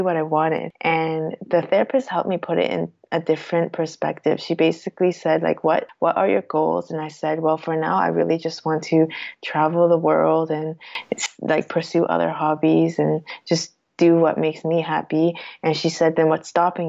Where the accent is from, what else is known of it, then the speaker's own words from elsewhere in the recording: Toronto, Ontario, Canada; moved away as an adult; now in Switzerland; my family is Cantonese, but I was born and raised in Toronto